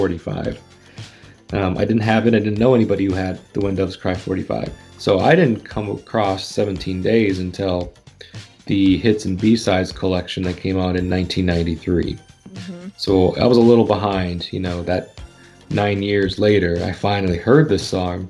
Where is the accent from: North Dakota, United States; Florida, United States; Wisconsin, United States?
Wisconsin, United States; where I grew up in Wisconsin